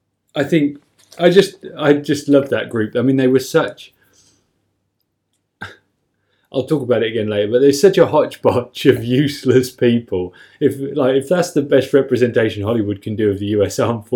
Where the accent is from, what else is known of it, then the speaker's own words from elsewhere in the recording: United Kingdom; as a Brit